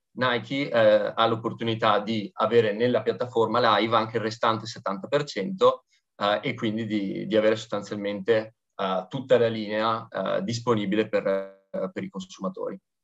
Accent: Veneto, Italy; da buon Veneto

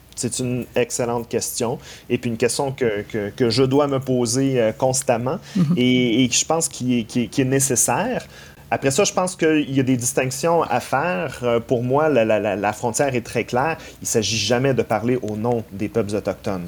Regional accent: Quebec, Canada; nous-mêmes en tant que Québécois

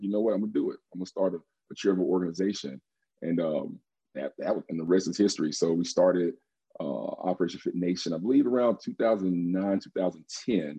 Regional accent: Holly Springs, Mississippi, United States; now in Oxford, United States; I grew up in Holly Springs, Mississippi, about 30 minutes from Ole Miss.

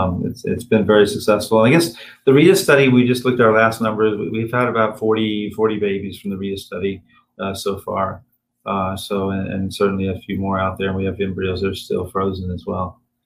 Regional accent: Tennessee, United States; I'm from Tennessee.

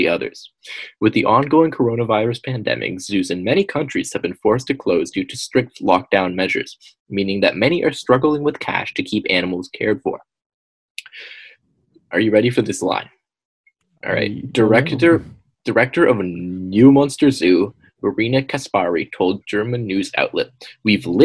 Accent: Canada; We're Canadians

